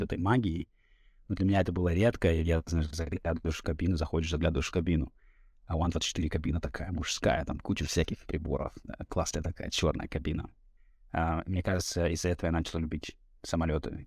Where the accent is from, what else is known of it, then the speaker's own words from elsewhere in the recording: Norilsk, Krasnoyarsk Krai, Russia; moved away as an adult; now in Philadelphia, United States; Я жил, я родился в Норильске